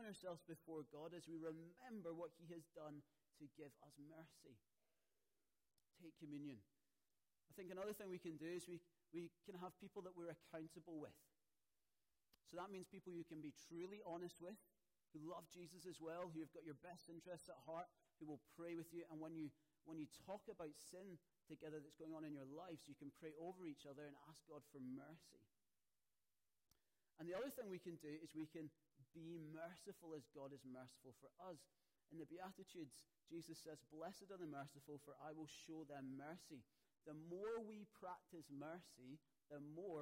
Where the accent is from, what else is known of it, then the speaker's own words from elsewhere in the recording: Scotland, United Kingdom; now in Poole, United Kingdom; especially as a Scotsman